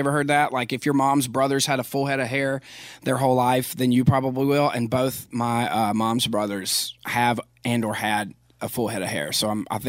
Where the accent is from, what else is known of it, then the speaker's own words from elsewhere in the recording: Philadelphia, Pennsylvania, United States; but I loved my hometown, and a lot of people, most people in Philadelphia love Philadelphia.